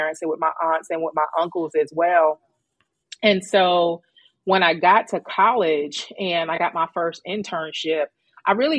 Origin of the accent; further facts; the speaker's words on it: New York City, New York, United States; also born or lived in Greensboro, North Carolina; New York City. Born and raised in Queens, New York.